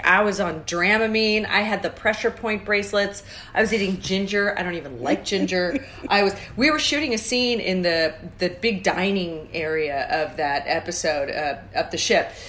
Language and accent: English; St. Louis, Missouri, United States; from St. Louis.